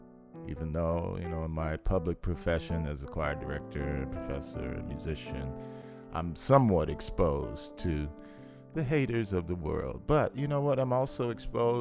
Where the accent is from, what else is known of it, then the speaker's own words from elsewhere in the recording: Los Angeles, California, United States; I grew up in South Central L.A.